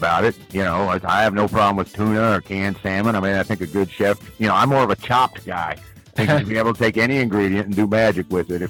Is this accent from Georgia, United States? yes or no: no; Edgerton, Kansas, United States; I am from Edgerton, Kansas, actually in the woods and fields outside Edgerton, Kansas, which is in eastern Kansas.